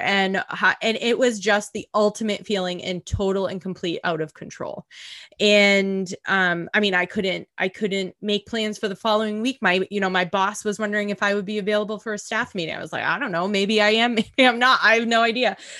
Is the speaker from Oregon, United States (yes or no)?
no; Boston, Massachusetts, United States; moved away; also born or lived in New York City; I'm originally from the Boston area